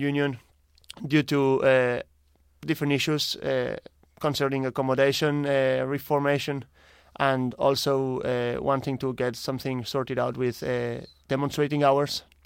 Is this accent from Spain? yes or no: yes; Barcelona, Catalonia, Spain; moved away as an adult; now in Ireland; I'm originally from Spain, Barcelona, and I'm here in Ireland since the last two years